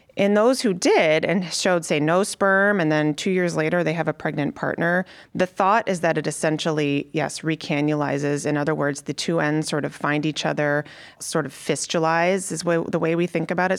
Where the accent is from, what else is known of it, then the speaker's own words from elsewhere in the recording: Connecticut, United States; moved away as an adult; also born or lived in Chicago; now in Cleveland, United States; I grew up in Connecticut